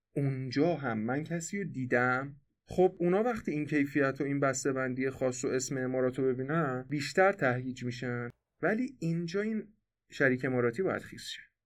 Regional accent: Iran; به عنوان یه ایرانی

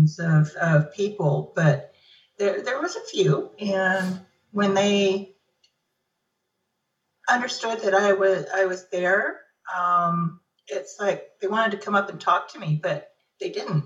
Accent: California, United States; also born or lived in Northern Nevada; now in Nevada, United States; I live in Northern Nevada now, born and raised in California

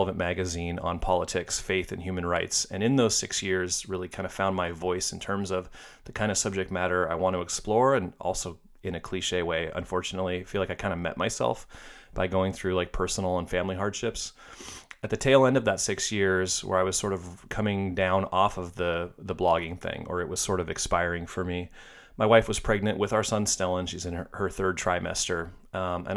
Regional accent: Seattle, Washington, United States; I went to film school at Seattle Film Institute in my hometown of Seattle, where I still live

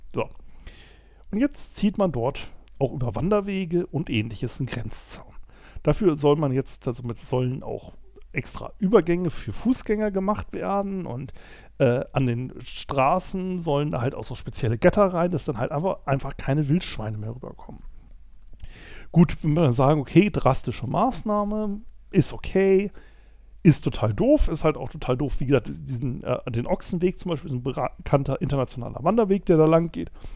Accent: Germany; Ich weiß als Deutscher

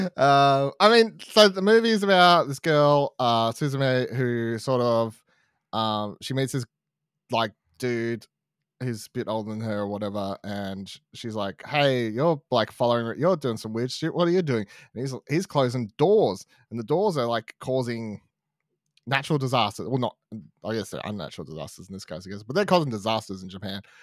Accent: Australia; we're in Australian, we live in Australia

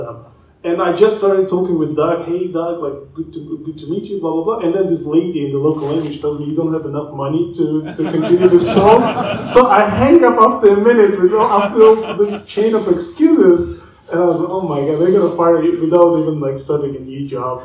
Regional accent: Tajikistan; moved away; I'm going back to my country. I'm originally from Tajikistan.

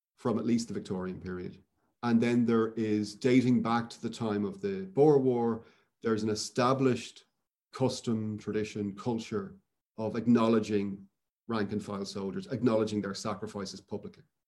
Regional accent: Dublin, Leinster, Ireland; moved away; I grew up in Dublin where there's an enormous obelisk to Wellington in the Phoenix Park

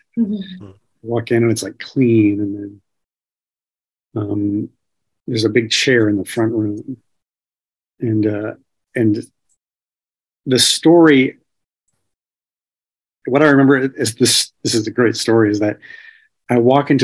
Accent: Indiana, United States; I ended up back in school after a few years break in my hometown in Indiana

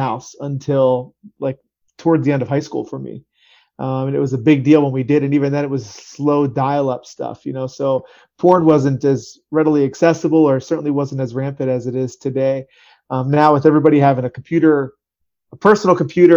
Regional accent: Harrisburg, Pennsylvania, United States; I'm from Harrisburg, Pennsylvania area

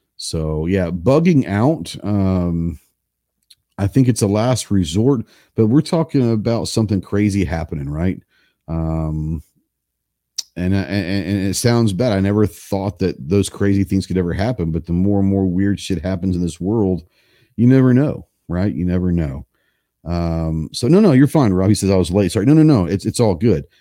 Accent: Dallas, Texas, United States; I grew up in Dallas, so I grew up in the city

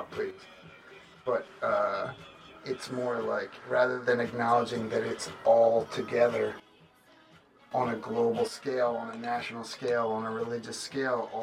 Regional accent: Lionville, Pennsylvania, United States; moved away as an adult; I grew up in Lionville, which got absorbed by Exton

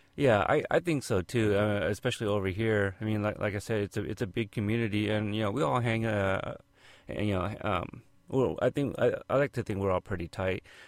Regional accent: Oregon, United States; I'm from Oregon

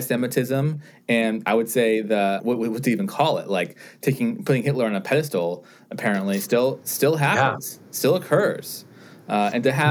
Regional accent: United States; I identify myself as being Jewish and as being American, and I love being both things.

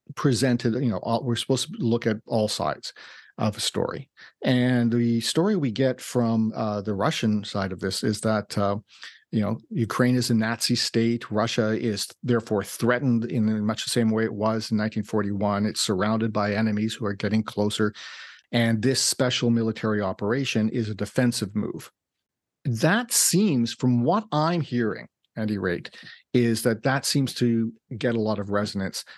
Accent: Winnipeg, Manitoba, Canada; I was born in Winnipeg

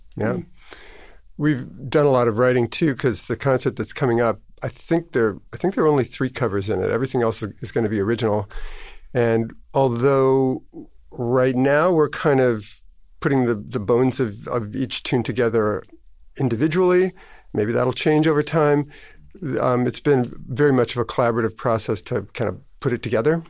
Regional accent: Minneapolis, Minnesota, United States; also born or lived in Chicago / East Coast; now in Maine, United States; I was born in Chicago, but I grew up in a Minneapolis area

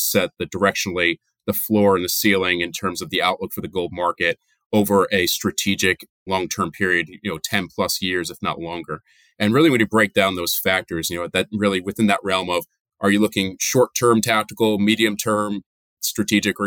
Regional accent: New Jersey, United States; moved away as an adult; also born or lived in upstate New York / Boston; now in New York area, United States; I grew up in New Jersey, so I'm a Northeast guy through and through my whole life.

